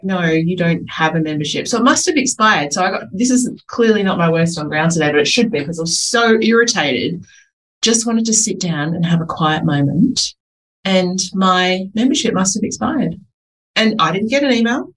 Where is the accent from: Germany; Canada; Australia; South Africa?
Australia; Adelaide, South Australia; I am from Adelaide